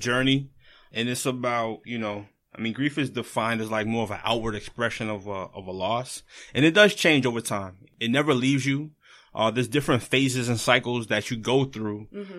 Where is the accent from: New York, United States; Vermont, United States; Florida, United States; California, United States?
Florida, United States; now in Boston, United States; I'm from Florida.